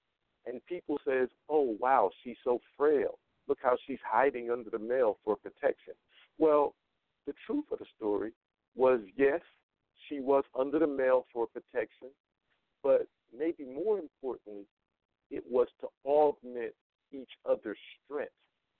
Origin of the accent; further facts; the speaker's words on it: Las Vegas, Nevada, United States; Las Vegas, Nevada.